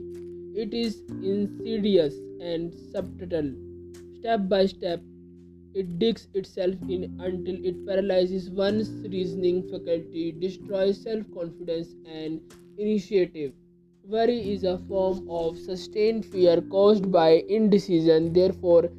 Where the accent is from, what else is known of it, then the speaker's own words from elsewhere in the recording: India; I am from India